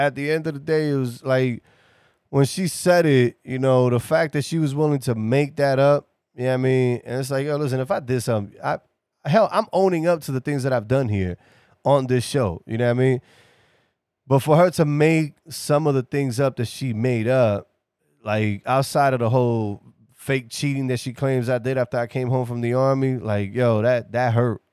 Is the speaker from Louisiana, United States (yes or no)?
no; New York City, New York, United States; moved away